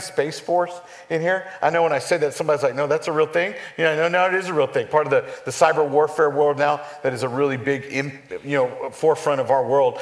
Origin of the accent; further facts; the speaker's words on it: El Paso, Texas, United States; moved away as an adult; also born or lived in San Antonio, Texas / Dallas-Fort Worth Metroplex, Texas; I grew up born in San Antonio, grew up out in West Texas